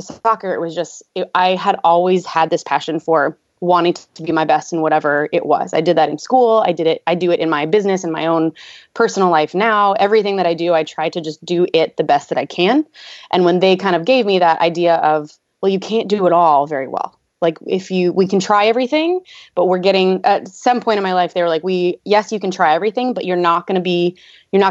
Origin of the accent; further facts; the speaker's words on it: Louisville, Kentucky, United States; I'm from Louisville, Kentucky